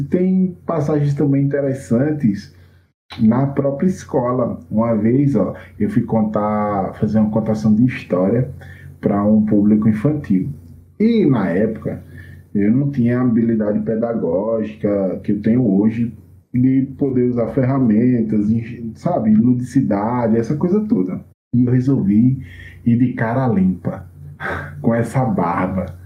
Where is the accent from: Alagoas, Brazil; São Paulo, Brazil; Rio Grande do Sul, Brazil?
Alagoas, Brazil; Junqueiro; now in Maceió, Brazil; eu nasci numa cidadinha chamada Junqueiro, né, aqui em Alagoas. Né? Eu não sou de Maceió mesmo, da capital. Hoje eu moro na capital